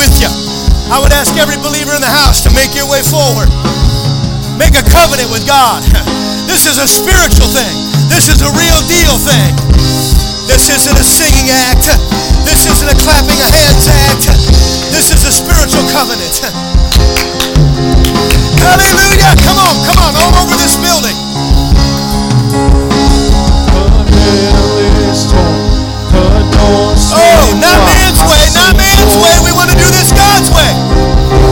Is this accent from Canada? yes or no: no; United States; as an American